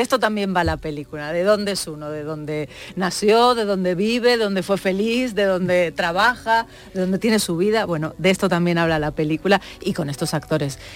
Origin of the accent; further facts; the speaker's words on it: Argentina; now in Spain; yo soy argentina, aunque llevo muchos años aquí